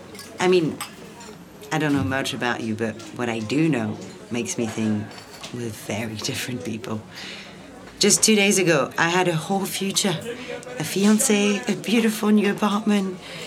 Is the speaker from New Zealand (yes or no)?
no; Paris, Île-de-France, France; Yeah, in the 18th.